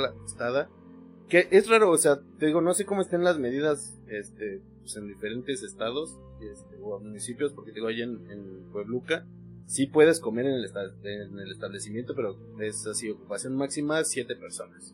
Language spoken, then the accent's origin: Spanish; Mexico; como mexicano